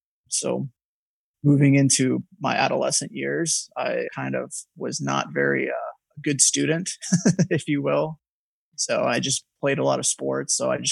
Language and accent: English; Ohio, United States; now in North Carolina, United States; I'm in North Carolina. I'm originally from Ohio, but it's not Ohio weather here, which is great. Yeah. That's why we moved.